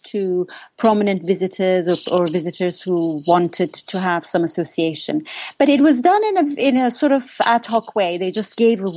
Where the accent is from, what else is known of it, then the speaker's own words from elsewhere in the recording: Iran; moved away; I'm originally from Iran